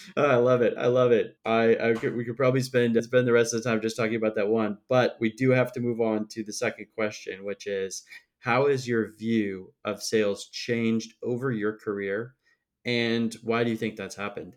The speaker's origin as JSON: {"language": "English", "region": "Midwest", "country": "United States", "said": "I'm obviously from the Midwest, too"}